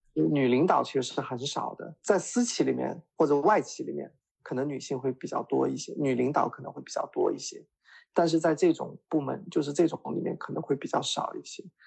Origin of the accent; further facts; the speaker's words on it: Jiangxi, China; 我是江西人